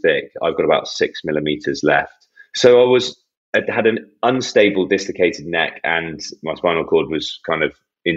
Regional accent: Bath, South West England, United Kingdom; our hometown club, Bath

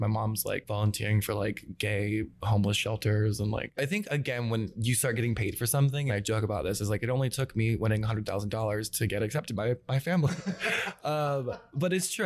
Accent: Atlanta, Georgia, United States; also born or lived in Gwinnett County, Georgia; I grew up in Atlanta, um, but I'm from Gwinnett, which is like just a little bit north of the city.

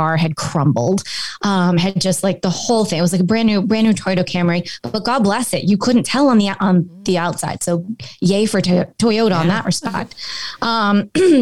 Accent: Cape Cod, Massachusetts, United States; moved away as an adult; also born or lived in Boulder, Colorado; I grew up on Cape Cod

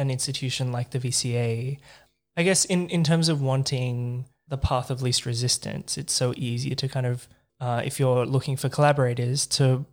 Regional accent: Sydney, New South Wales, Australia; now in Melbourne, Australia; I grew up in Sydney

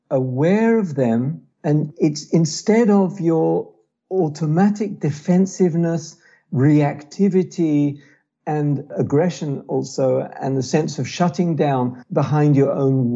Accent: London, United Kingdom; born or raised there; now in Israel

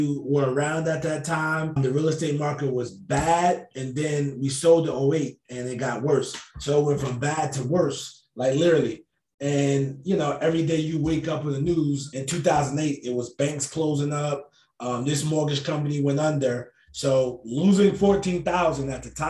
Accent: New Jersey, United States; moved away as an adult; now in Charlotte, United States; I'm originally from New Jersey, born and raised in Jersey. I've been living down in Charlotte since 08

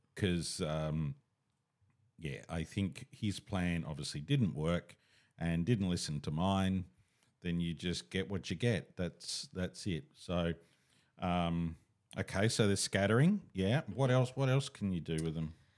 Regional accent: Katoomba, New South Wales, Australia; I was born in Katoomba

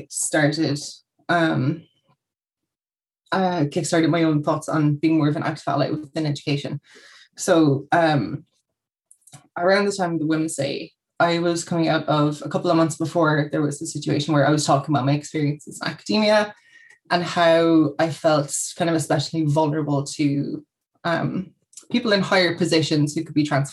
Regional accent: Kerry, Munster, Ireland; moved away as an adult; now in Cork, Ireland; I've been living in Cork about 10-ish years. I'm from Kerry originally

